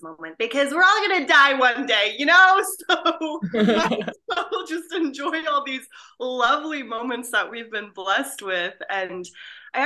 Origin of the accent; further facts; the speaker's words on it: Pakistan; a Pakistani woman